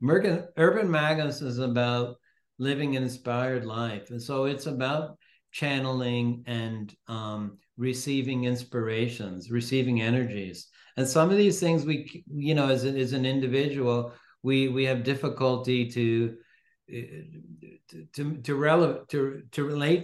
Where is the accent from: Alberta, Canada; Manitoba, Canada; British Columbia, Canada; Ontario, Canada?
Ontario, Canada; Toronto; I was born in Toronto, but my parents come from Venice, from Northern